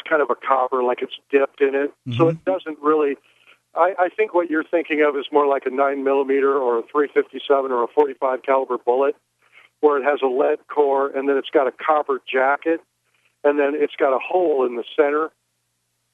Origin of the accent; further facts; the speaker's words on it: Iowa, United States; I grew up in Iowa. I grew up on a farm.